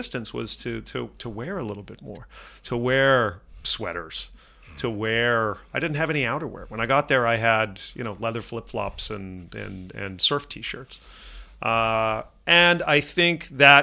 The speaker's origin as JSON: {"language": "English", "town": "Laguna Beach", "region": "California", "country": "United States", "tie": "born or raised there", "said": "I grew up in Laguna Beach, California"}